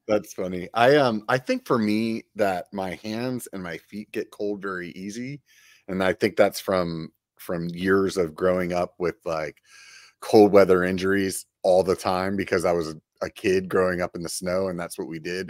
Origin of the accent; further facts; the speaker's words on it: Pennsylvania, United States; now in Sacramento, United States; I grew up in Pennsylvania